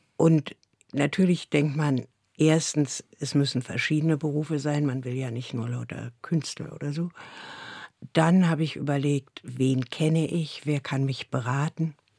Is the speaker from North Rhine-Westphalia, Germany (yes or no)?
no; Berlin, Germany; Ich bin ja in Neukölln geboren und da die ersten Jahre zur Schule gegangen. Dann ist meine Mutter mit mir in den Osten gezogen